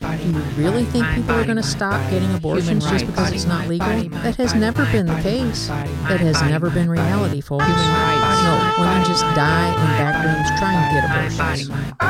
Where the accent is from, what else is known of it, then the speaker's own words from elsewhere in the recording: Tennessee, United States; Unlike my home state of Tennessee, even the most restrictive countries allow abortion to save the life of the mother.